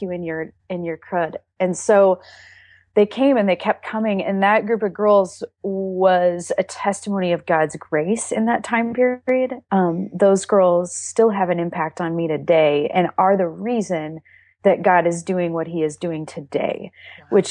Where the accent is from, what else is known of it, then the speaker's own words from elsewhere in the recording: Iowa, United States; moved away as an adult; now in Texas, United States; Iowa, which is where my hometown is